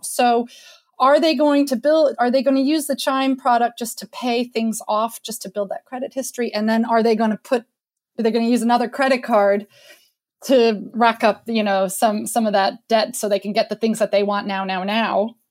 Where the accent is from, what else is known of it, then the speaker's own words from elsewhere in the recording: United States; moved away; also born or lived in France; the American in the crowd